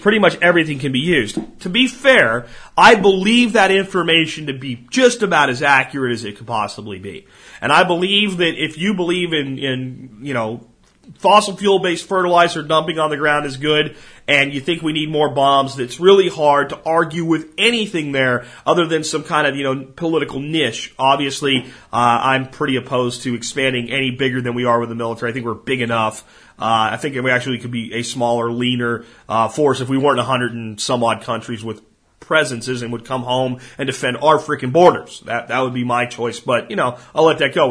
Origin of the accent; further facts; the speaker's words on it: Pennsylvania, United States; places where I grew up in Pennsylvania